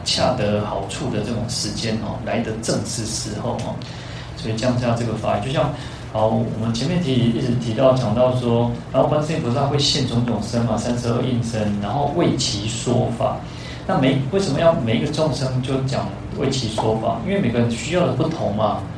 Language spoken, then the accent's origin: Chinese; Taiwan; also born or lived in Kaohsiung; 我们那个台湾人，台湾人因为我们 讲，我们去是讲台语嘛